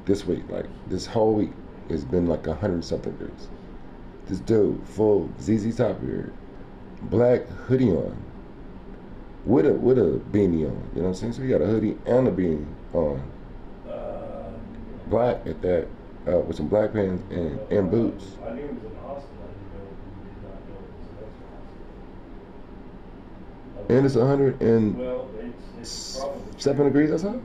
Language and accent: English; Oklahoma, United States; I'm from Oklahoma.